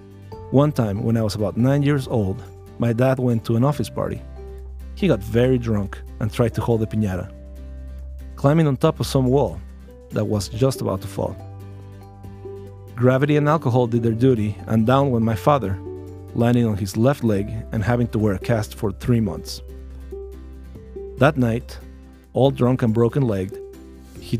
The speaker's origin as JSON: {"language": "English", "region": "Mexico City", "country": "Mexico", "tie": "born or raised there", "said": "I was born in Azcapotzalco, Distrito Federal, 5 days before Christmas of 1982."}